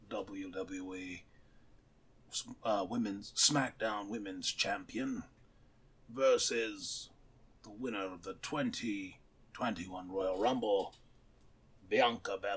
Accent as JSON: {"language": "English", "country": "Japan", "tie": "born or raised there", "said": "growing up in Japan, watching"}